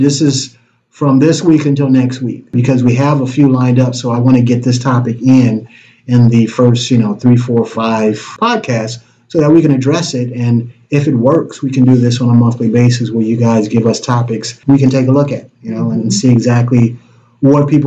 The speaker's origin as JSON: {"language": "English", "town": "Detroit", "region": "Michigan", "country": "United States", "said": "I'm from Detroit."}